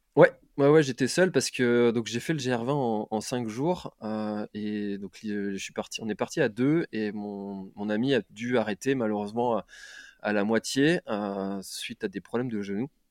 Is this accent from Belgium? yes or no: no; Brittany, France; now in Quimper, France; je suis breton, donc j'habite à, Quimper